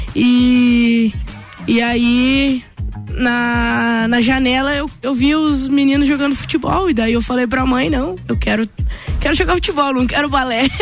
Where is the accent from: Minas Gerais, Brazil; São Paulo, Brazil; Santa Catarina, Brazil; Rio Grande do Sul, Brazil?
Santa Catarina, Brazil; Correia Pinto; now in Lages, Brazil; Nasci aqui na, na Grande Lages, mas, né? tenho um carinho enorme pela cidade que, que fui criada, é, que a minha família vive até hoje, né? Que é Correia Pinto